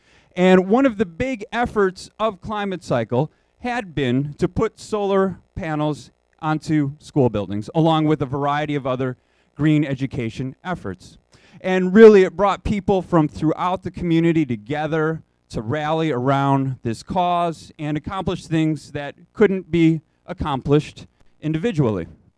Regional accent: Chicago, Illinois, United States; also born or lived in San Francisco; return to my hometown of Chicago. And when I came back in 2008

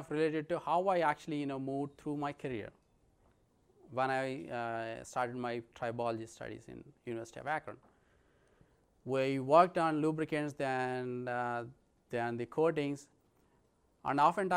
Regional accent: India; moved away as an adult; I'm from India

